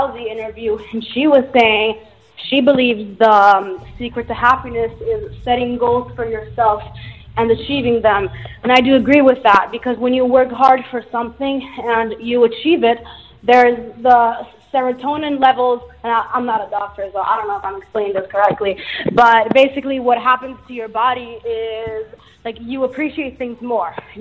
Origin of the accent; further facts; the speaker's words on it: Naples, Campania, Italy; It's exactly my hometown. I'm from Naples, Italy.